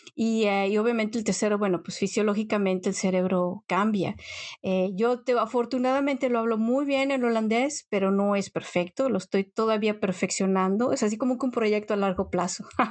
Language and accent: Spanish; Mexico; moved away as an adult; now in Netherlands; cuando vienes de México, llegas acá y de pronto es casi como abrir y cerrar los ojos, llevas más tiempo en un país extranjero que en el país donde naciste